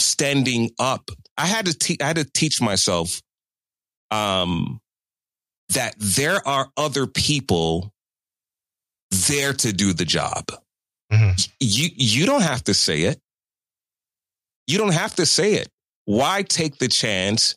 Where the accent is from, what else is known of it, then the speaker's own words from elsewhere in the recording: Chicago, Illinois, United States; moved away as an adult; also born or lived in New York City; going home to work at WGCI in Chicago